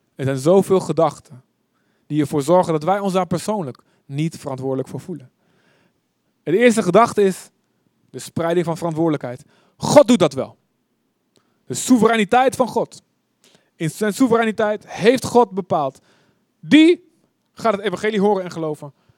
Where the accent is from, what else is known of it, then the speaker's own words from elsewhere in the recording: Deventer, Overijssel, Netherlands; Ik kom uit Deventer